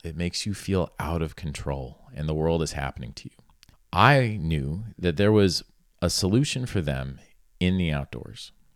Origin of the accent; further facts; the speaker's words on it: South Florida, United States; I grew up in South Florida, and I grew up in a little horse town that was really kinda on the edge of the Everglades.